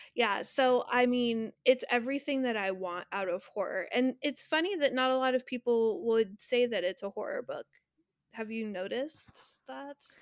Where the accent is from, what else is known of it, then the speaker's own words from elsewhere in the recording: Northern California, United States; I'm from Northern California